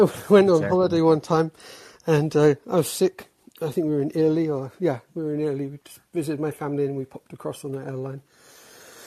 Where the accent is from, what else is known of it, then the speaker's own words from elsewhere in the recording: England, United Kingdom; moved away as an adult; now in United States; I'm from England, but I'm in the US, like married to an American. So I've been here a while.